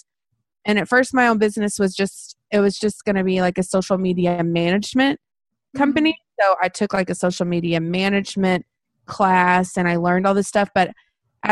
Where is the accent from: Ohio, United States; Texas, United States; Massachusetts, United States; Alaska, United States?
Texas, United States; also born or lived in Brownwood, Texas; now in Waco, United States; I am from Waco, Texas, and I have lived here pretty much my whole life. So I've been here, you know, I grew up in a tiny little town